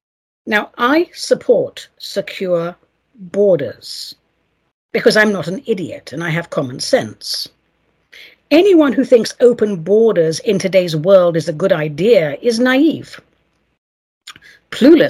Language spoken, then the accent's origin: English; England, United Kingdom; now in United States; if I was to be sent back to England now, after 34 years here, I'd be a total fish out of water